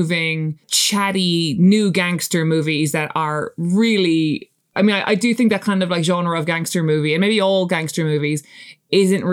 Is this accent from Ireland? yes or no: yes; Ireland; as like an Irish person